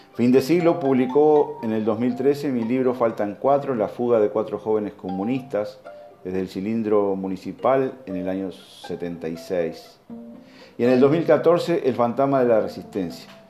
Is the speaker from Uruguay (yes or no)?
yes; Uruguay; also born or lived in Soriano; Como cualquier uruguayo sensible